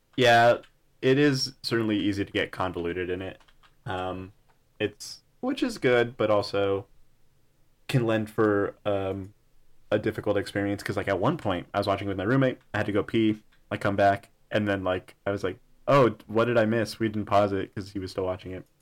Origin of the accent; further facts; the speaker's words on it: El Paso, Texas, United States; I'm from El Paso